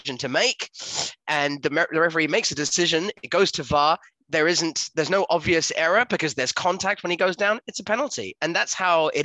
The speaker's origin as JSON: {"language": "English", "region": "England", "country": "United Kingdom", "said": "as the English nation people"}